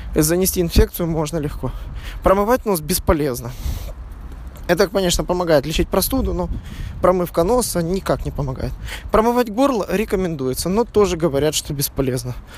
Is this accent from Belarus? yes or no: no; Odesa, Odesa Oblast, Ukraine; now in Berlin, Germany; родной Одессы